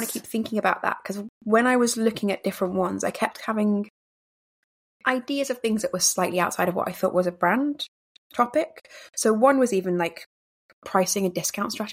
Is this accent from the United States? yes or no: no; England, United Kingdom; I'm English